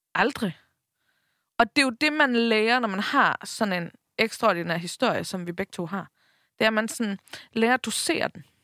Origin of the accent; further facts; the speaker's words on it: Bornholm, Capital Region of Denmark, Denmark; moved away; also born or lived in Copenhagen; tog vi hjem til Bornholm, ikke? Jeg boede i København på det her tidspunkt, vi tog hjem til Bornholm